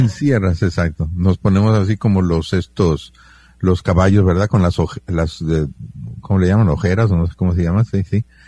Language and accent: Spanish; Mexico; Yo me siento bien mexicano